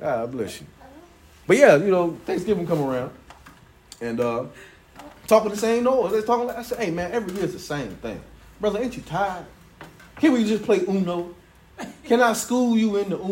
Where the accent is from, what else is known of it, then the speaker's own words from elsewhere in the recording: Chicago, Illinois, United States; I was born in Chicago